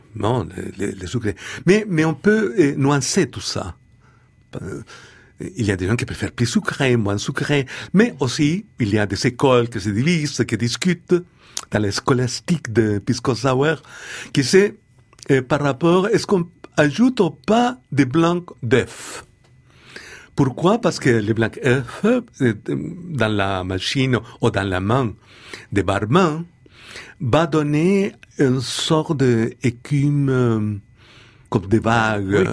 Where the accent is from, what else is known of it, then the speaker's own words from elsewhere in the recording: Chile; French is a second language; moved away; nous, les jeunes poètes, quand on était jeunes poètes au Chili